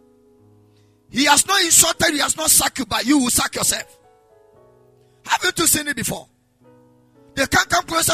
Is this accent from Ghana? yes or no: yes; Ghana; if we're Ghanaian